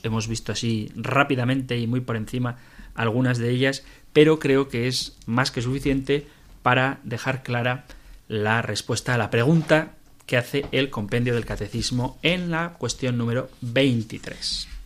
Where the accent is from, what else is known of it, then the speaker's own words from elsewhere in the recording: San Sebastián, Basque Country, Spain; San Sebastián, mi tierra natal